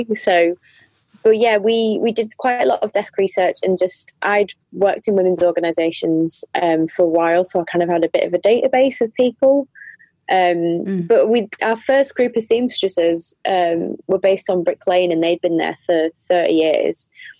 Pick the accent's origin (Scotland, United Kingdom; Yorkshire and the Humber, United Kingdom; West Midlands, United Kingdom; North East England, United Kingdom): North East England, United Kingdom; North Tyneside; also born or lived in Yorkshire / Manchester / Bristol; I was born in Yorkshire and then moved to the Northeast, North Tyneside, when I was a kid. So, and I've lived in Manchester and Bristol, so dependi